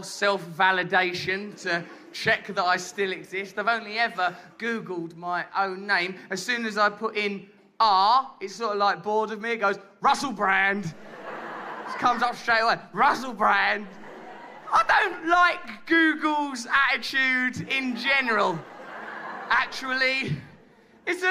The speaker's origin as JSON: {"language": "English", "region": "England", "country": "United Kingdom", "said": "we English"}